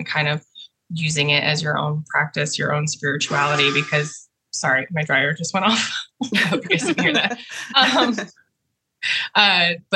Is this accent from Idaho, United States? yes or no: yes; North Idaho, United States; moved away as an adult; now in Navarre, United States; I'm from North Idaho, where Bonnie's from, and been in Florida. Oh my gosh. 5.5 years now